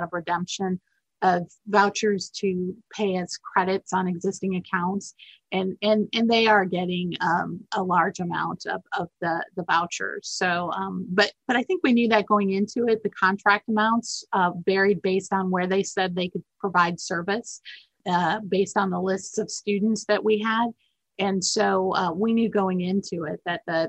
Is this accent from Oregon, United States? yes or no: no; Minneapolis, Minnesota, United States; now in Alabama, United States; I'm actually from Minnesota, Minneapolis